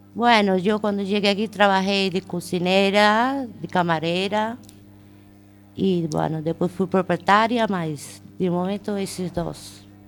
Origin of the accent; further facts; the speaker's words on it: Brazil; moved away as an adult; now in Spain; Yo soy Brasil soy brasileira y llevo aquí ya bastantes años y contenta de estar en España.